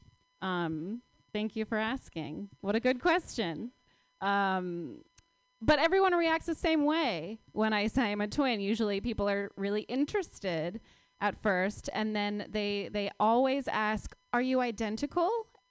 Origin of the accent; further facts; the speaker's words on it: Palo Alto, California, United States; I grew up in Palo Alto